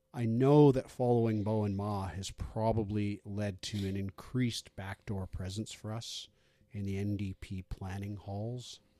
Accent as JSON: {"language": "English", "region": "British Columbia", "country": "Canada", "said": "we're average British Columbians"}